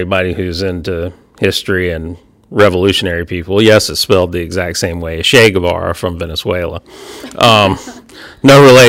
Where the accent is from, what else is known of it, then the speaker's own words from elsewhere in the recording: West Columbia, South Carolina, United States; also born or lived in Texas; I'm from a small area right outside of Columbia, South Carolina, known as West Columbia, South Carolina.